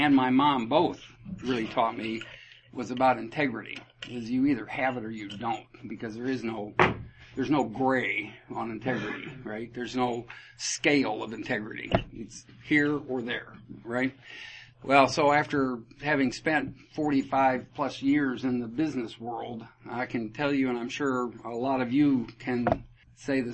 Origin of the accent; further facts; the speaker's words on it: Iowa, United States; I was born and raised in Iowa, family of five